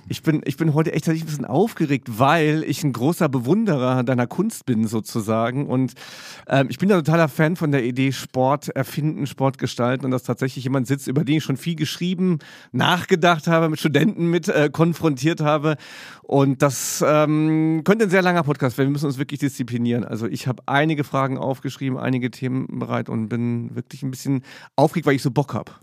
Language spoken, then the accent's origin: German; Saarbrücken, Saarland, Germany; als ich in Saarbrücken dann auf der Schule war